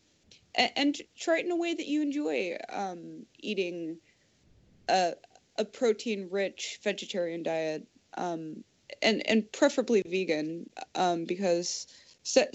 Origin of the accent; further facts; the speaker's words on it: United States; growing up in America